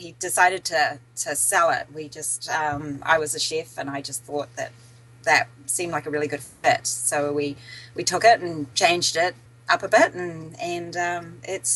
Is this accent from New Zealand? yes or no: yes; New Zealand; moved away as an adult; also born or lived in British Columbia / Boston / Southern California; now in Dunedin, New Zealand; I'm from New Zealand originally